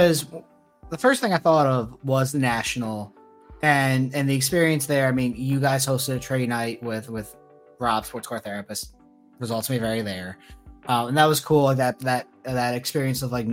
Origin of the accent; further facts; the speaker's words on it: New Jersey, United States; I grew up in New Jersey